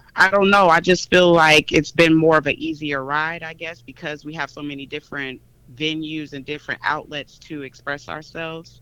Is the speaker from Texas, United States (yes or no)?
no; Chicago, Illinois, United States; moved away as an adult; now in Atlanta, United States; I'm originally from Chicago, Illinois, Ooh, but oh, I've been living in Atlanta for about I want to say about 17 years now